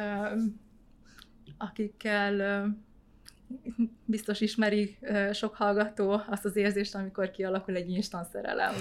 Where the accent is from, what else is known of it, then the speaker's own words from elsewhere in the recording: Hungary; also born or lived in Vietnam; Hosomi városban születtem, és két éves voltam, amikor ide költöztünk Magyarországra